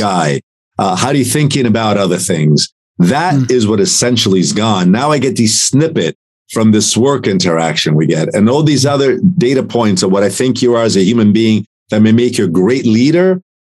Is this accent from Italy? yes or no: yes; Italy; now in United States; I'm an immigrant from Italy.